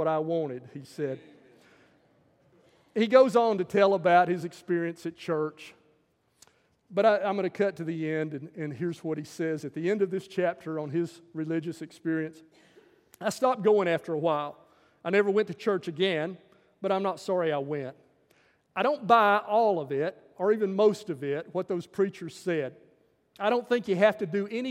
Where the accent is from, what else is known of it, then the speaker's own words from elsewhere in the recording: the South, United States; the stuff that I grew up with in Southern culture